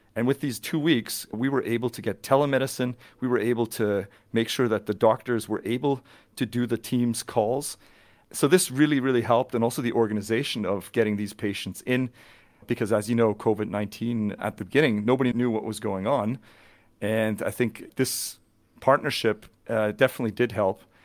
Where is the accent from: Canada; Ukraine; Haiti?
Canada; near Vancouver, British Columbia; moved away as an adult; also born or lived in Zurich Highlands, Switzerland; now in Switzerland; I'm born and raised near Vancouver in, uh, beautiful British Columbia in Canada